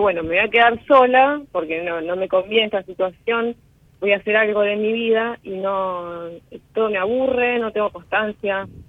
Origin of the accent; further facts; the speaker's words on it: Rosario, Santa Fe, Argentina; De Rosario.